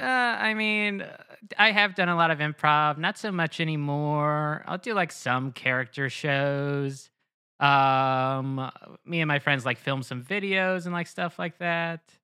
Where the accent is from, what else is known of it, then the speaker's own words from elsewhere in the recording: New Jersey, United States; also born or lived in Lehigh Valley, Pennsylvania / Queens, New York; I'm from New Jersey